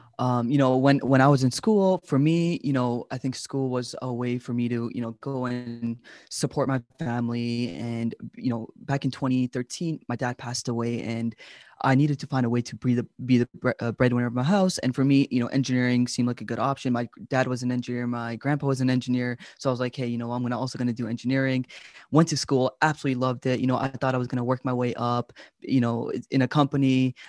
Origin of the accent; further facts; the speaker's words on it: Pakistan; I'm like, oh, it's Pakistan. You know, that's my home country.